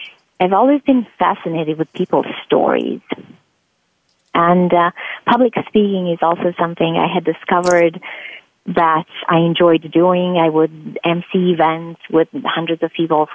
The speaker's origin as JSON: {"language": "English", "region": "Transylvania", "country": "Romania", "moved": "as an adult", "lives_now": "United States", "said": "I'm originally from Romania and from Transylvania, actually, which most people find really interesting. And I came to this country because I had received several scholarships to go to grad school"}